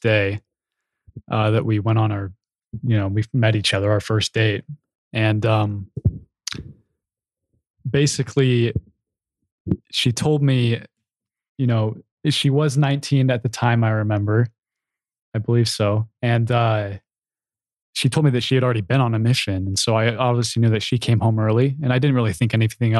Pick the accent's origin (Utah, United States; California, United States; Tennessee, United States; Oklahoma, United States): Utah, United States; Provo; growing up in Provo